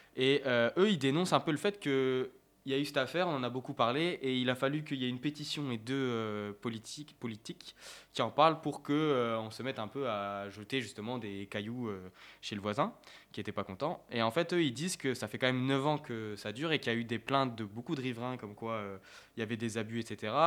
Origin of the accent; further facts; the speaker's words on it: France; en tant que français